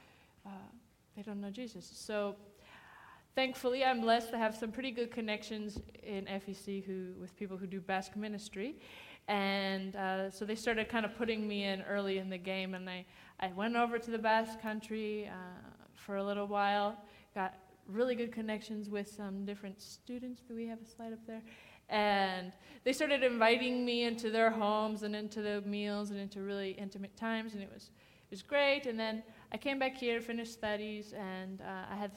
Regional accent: Wauseon, Ohio, United States; I'm from Wauseon, Ohio, so about 5 hours away from here

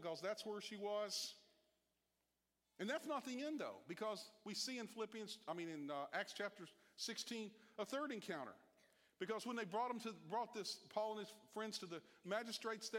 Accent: Virginia, United States; moved away; I'm from Virginia

